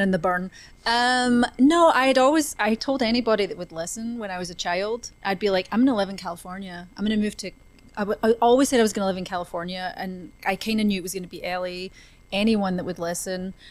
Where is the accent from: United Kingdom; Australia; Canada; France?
United Kingdom; a little town just outside of Glasgow, Scotland; now in Los Angeles, United States; I was born in a, a, little town just outside of Glasgow in Scotland